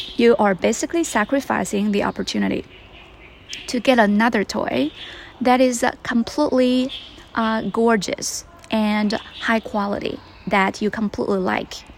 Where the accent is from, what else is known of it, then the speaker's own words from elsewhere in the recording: Sichuan, China; now in Beijing, China; I am back in my hometown in Sichuan